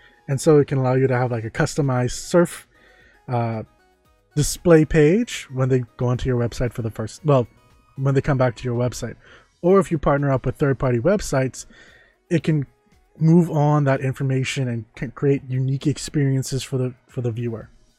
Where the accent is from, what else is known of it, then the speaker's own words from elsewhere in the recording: Germany; I'm from Germany. Welcome. We're currently in the Bahamas